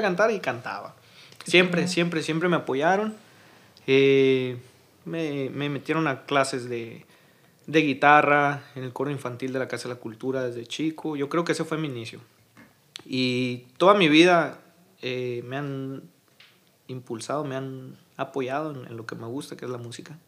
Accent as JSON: {"language": "Spanish", "town": "Hermosillo", "region": "Sonora", "country": "Mexico", "tie": "born or raised there", "also_born_or_lived": "Navojoa, Sonora", "said": "soy originario, nací en Navojoa, Navojoa, Sonora, pero toda mi vida he vivido aquí en, en Hermosillo"}